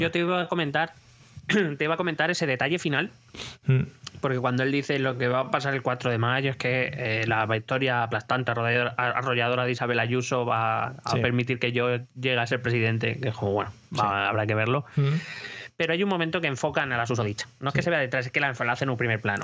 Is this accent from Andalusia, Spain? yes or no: no; Madrid, Community of Madrid, Spain; como madrileño pido una piedad que no nos van a conceder